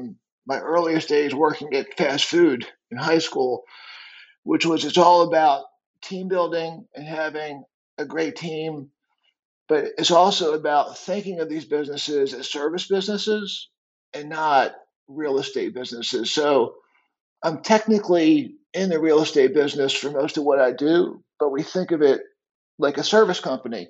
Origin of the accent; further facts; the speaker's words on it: D.C., Virginia, United States; I grew up right outside the Washington, D.C. area in Virginia